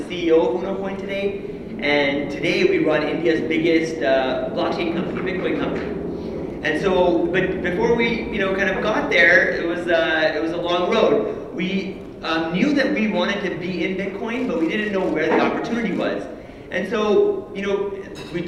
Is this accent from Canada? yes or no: yes; Canada; So I was born and raised in Canada.